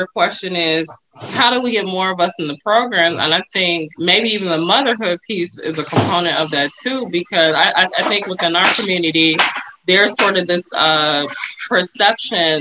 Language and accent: English; Chicago, Illinois, United States; I'm from Chicago